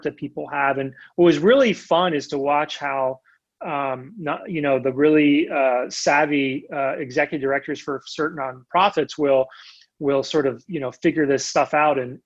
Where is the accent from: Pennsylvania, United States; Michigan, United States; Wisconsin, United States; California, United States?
Pennsylvania, United States; Lancaster; moved away as an adult; now in Lexington, United States; Where I grew up in Lancaster